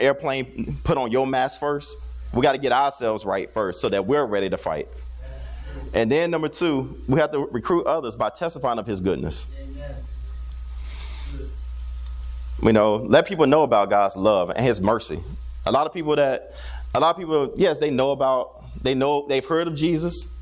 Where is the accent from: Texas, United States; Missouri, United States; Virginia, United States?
Virginia, United States; Newport News; Growing up in Newport News, Virginia